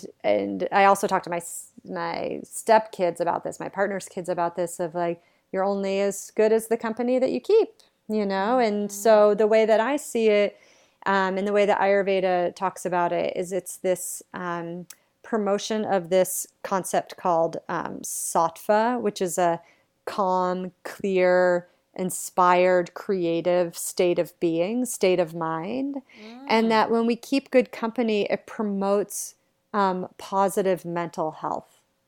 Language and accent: English; New England, United States; I'm like this girl from New England, like growing up in a very regular American household